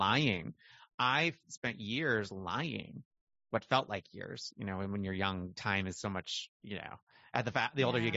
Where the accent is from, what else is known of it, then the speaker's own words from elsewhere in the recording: Michigan, United States; moved away; also born or lived in Montana / the South (later); But I was raised in Michigan, Montana and Michigan, but small towns, teeny towns.